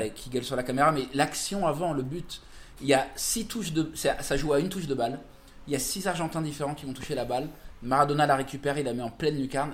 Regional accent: Paris, Île-de-France, France; je suis parisien

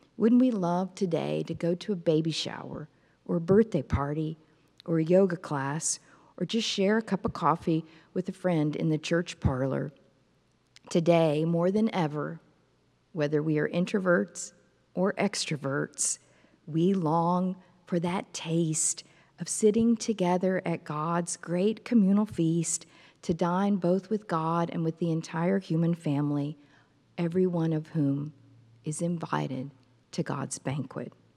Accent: Fort Worth, Texas, United States; my hometown of Fort Worth, Texas

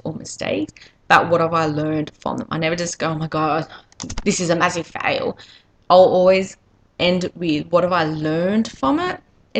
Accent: Australia; accent: Australian; as you can probably tell by my accent, I'm Australian.

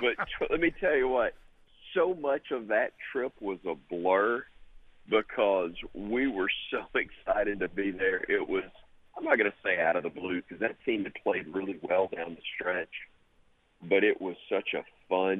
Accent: Alabama, United States; I'm from Alabama

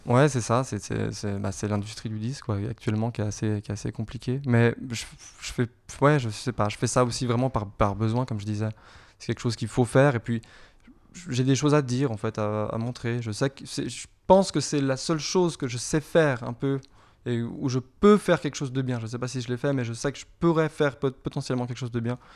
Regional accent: Geneva, Switzerland; Et je viens de Genève. Je suis pure, euh, pure genevois. Voilà, j'ai grandi et je viens d'ici avec euh, des origines siciliennes

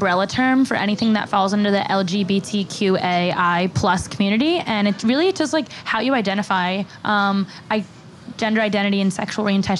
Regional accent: Pennsylvania, United States; Bucks County.

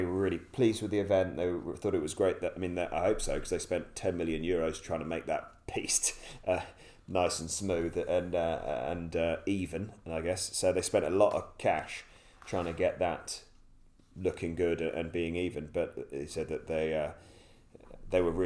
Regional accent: United Kingdom; being a Brit

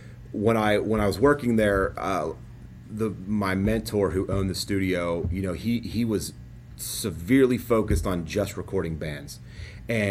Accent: Cincinnati, Ohio, United States; moved away; I grew up in Cincinnati and I'm very proud to be from Cincinnati

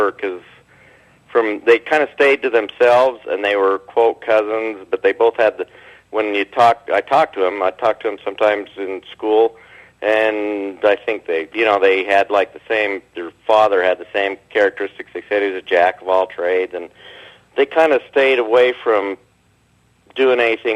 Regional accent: Bountiful, Utah, United States; I grew up in Bountiful in the 50s and the 60s.

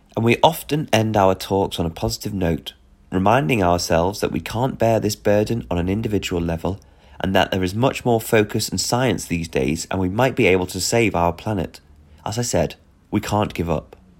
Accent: Belfast, Northern Ireland, United Kingdom; moved away as an adult; now in Östersund, Sweden; I'm from Belfast in the UK

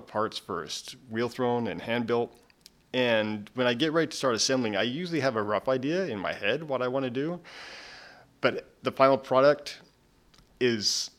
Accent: Pratt, Kansas, United States; moved away as an adult; I grew up in Pratt, Kansas.

